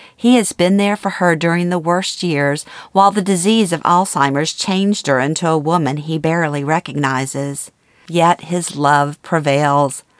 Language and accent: English; Louisiana, United States; born or raised there; moved away as an adult